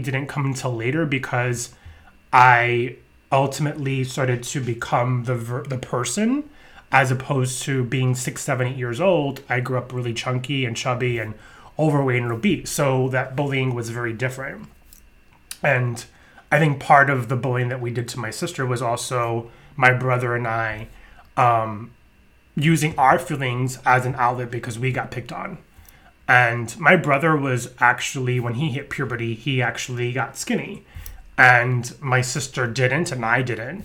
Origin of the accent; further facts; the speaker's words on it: New York, United States; growing up in New York